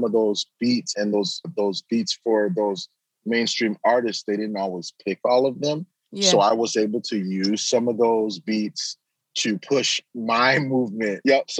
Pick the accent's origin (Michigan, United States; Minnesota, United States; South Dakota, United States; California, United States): Michigan, United States; Grand Rapids; I'm actually born to mother and father, Nigerian parents. Okay. I am American born though. So I'm somewhat of a hybrid. I have been back home three times to Nigeria over the years, but I grew up in Grand Rapids, Michigan